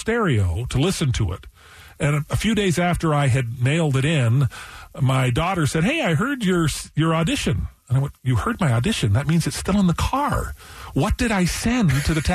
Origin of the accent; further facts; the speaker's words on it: Calabasas, California, United States; also born or lived in Washington, D.C.; I claim Calabasas, California is my hometown